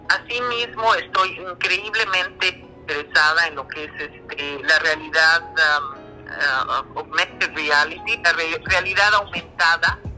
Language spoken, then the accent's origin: Spanish; Mexico City, Mexico; moved away as an adult; now in Vancouver, Canada; Yo soy de México, de, la Ciudad de México